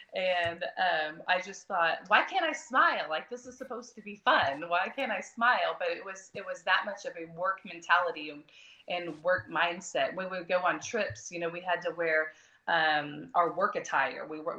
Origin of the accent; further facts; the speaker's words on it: Broken Arrow, Oklahoma, United States; Since I was from Broken Arrow, I am from Broken Arrow.